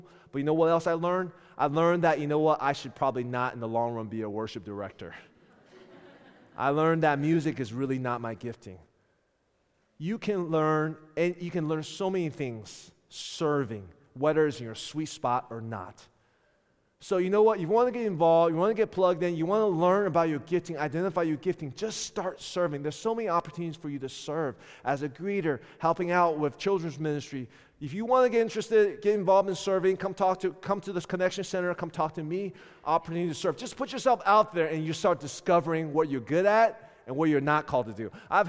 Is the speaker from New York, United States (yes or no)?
no; Richmond, Virginia, United States; I came from Richmond, Virginia. And though many of you don't know this, when I came here, I was, by world standard, considered a seasoned minister.